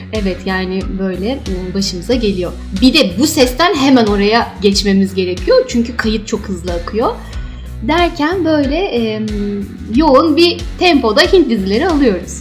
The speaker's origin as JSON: {"language": "Turkish", "region": "Istanbul", "country": "Turkey", "tie": "born or raised there", "also_born_or_lived": "Kayseri", "said": "Doğma büyüme İstanbul'dayım"}